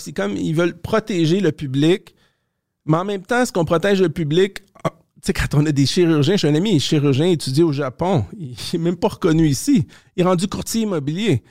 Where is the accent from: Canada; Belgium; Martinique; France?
Canada; Quebec; je suis québécois, je suis fier des Québécois, ma famille. Ça fait 400, 400 ans qu'elle est ici